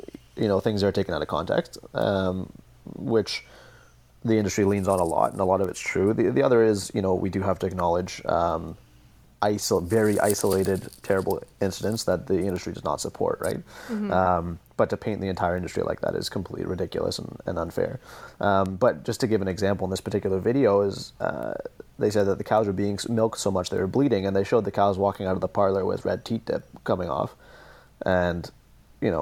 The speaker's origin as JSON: {"language": "English", "area": "just outside Toronto", "region": "Ontario", "country": "Canada", "tie": "born or raised there", "said": "I'm from the city and I grew up just outside Toronto"}